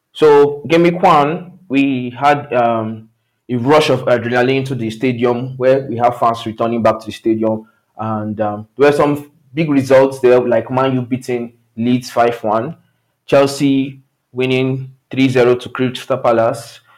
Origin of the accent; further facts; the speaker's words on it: Nigeria; I come from Nigeria